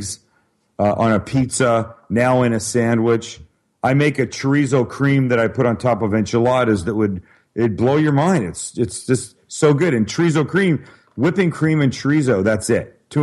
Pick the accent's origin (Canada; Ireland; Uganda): Canada; Vancouver, British Columbia; moved away; I'm from Vancouver, Canada originally.